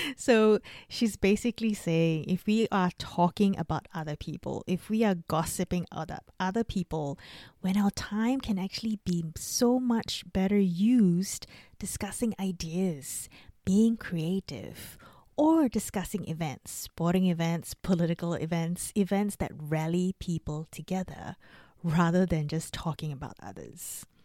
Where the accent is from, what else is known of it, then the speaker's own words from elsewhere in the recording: Singapore; now in Australia; I grew up in Singapore and I live in Australia.